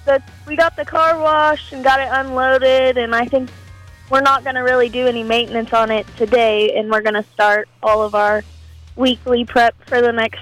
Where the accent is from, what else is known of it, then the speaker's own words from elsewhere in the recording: Dighton, Kansas, United States; So I am from Dighton, Kansas, and I am 18 years old